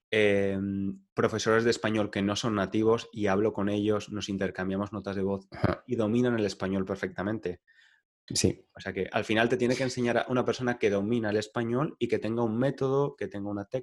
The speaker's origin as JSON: {"language": "Spanish", "country": "Spain", "accent": "Spanish", "said": "mi acento no es parisino, mi acento es español y muy español."}